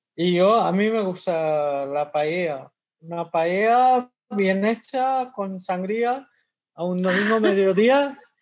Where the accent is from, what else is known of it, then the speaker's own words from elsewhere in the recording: Kolkata, West Bengal, India; Spanish is a second language; now in Spain; Yo, yo soy de Calcuta